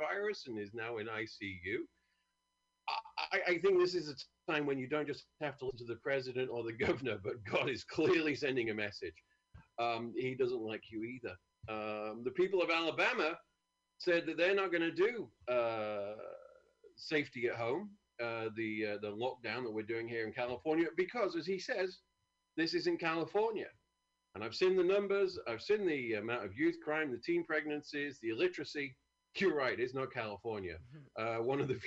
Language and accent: English; United Kingdom; moved away